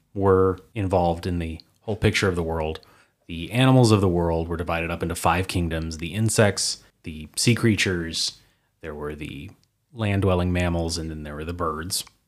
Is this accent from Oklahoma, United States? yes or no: yes; Oklahoma, United States; two Oklahomans from the United States